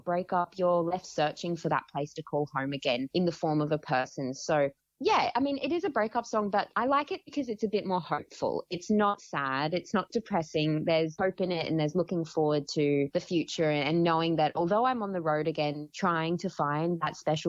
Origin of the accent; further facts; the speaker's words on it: Gold Coast, Queensland, Australia; I'm from the Gold Coast, but I drove up to Gympie for this filming.